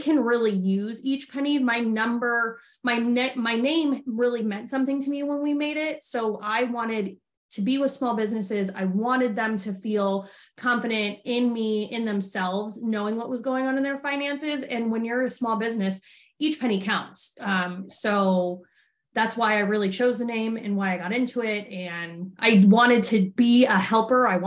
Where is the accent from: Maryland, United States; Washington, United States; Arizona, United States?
Arizona, United States; I'm from Arizona originally